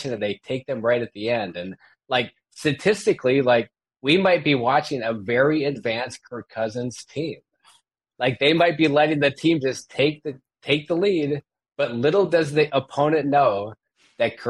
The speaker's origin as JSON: {"language": "English", "region": "Minnesota", "country": "United States", "tie": "born or raised there", "moved": "as an adult", "lives_now": "California, United States", "said": "I was born in Minnesota. 15 years ago, I moved to California"}